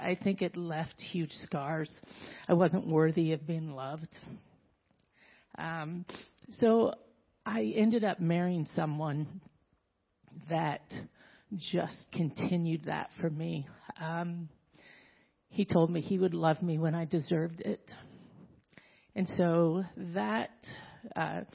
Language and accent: English; Southern California, United States; I was born in Southern California, raised in a very strong Mormon household